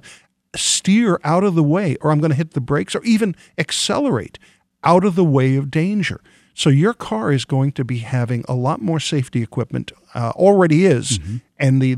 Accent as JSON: {"language": "English", "region": "New York", "country": "United States", "said": "I'm from New York and originally"}